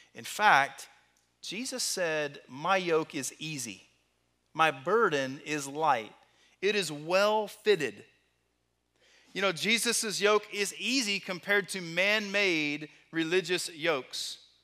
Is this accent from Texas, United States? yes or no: yes; Texas, United States; Growing up in Texas